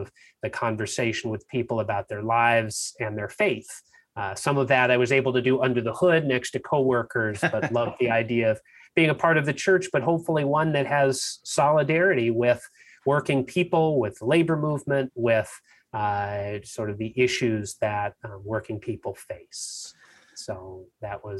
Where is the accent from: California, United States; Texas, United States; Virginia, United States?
California, United States; San Diego; also born or lived in Massachusetts / Pasadena, California; I grew up down in the San Diego area